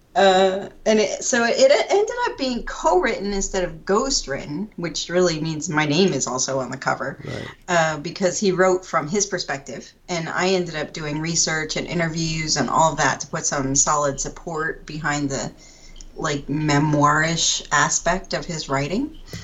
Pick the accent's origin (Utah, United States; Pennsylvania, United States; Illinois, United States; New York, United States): Pennsylvania, United States; moved away as an adult; also born or lived in Georgia / Maryland; now in New Jersey, United States; I grew up in Pennsylvania